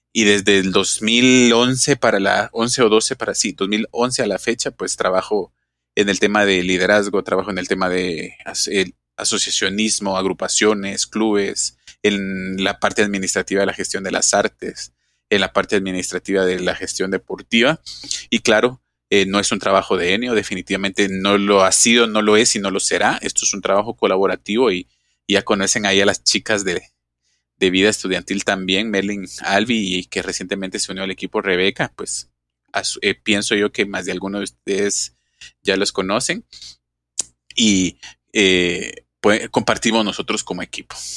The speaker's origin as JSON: {"language": "Spanish", "country": "Guatemala", "said": "como guatemalteco"}